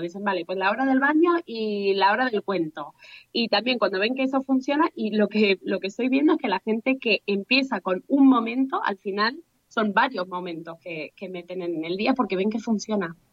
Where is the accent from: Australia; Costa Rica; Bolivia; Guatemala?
Australia; also born or lived in Spain; now in Madrid, Spain; soy de Australia, de padre mm, español